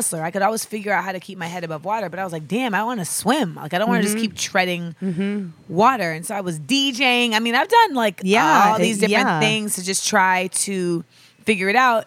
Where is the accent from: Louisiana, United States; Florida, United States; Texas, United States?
Florida, United States; Orlando; moved away as an adult; also born or lived in Los Angeles, California / New York / Grenada; Then I moved to Orlando and I lived there till I was 18